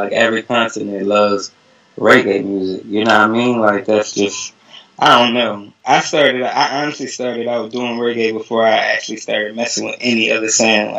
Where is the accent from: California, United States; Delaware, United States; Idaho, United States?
Delaware, United States; Wilmington; from Wilmington, Delaware, in the tri-state area, Philly, Jersey, Delaware.